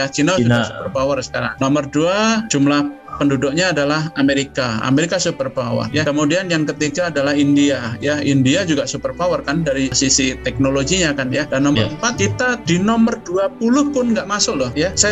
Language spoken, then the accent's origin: Indonesian; Solo, Central Java, Indonesia; Jadi saya tetap juga kenapa saya pilih eh, UNS ya karena saya dibesarkan di Solo ya.